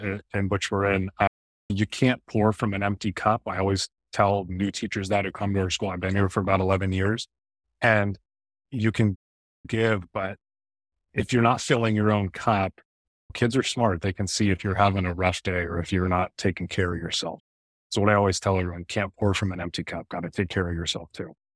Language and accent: English; Bay Area, Northern California, United States; I was born and raised in the Bay Area, Northern California